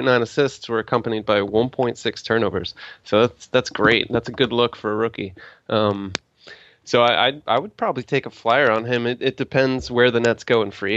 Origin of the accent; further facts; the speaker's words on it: New Jersey, United States; I grew up in New Jersey